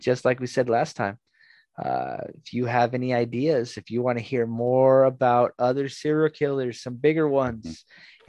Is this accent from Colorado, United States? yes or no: no; Southern California, United States; I'm also from Southern California